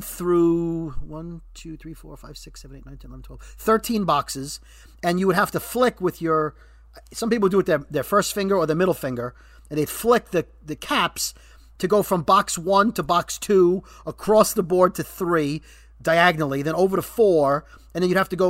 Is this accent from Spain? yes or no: no; New York City, New York, United States; my childhood growing up in Brooklyn